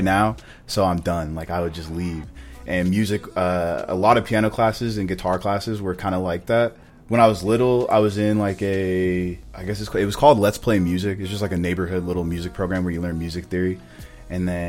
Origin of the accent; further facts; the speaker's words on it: Orem, Utah, United States; I'm from Utah, Orem to be exact